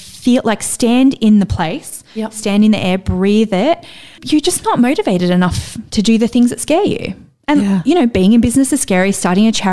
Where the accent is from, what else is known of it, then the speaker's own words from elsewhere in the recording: Central Coast, New South Wales, Australia; I grew up on the Central Coast. I grew up with a single mom in housing commission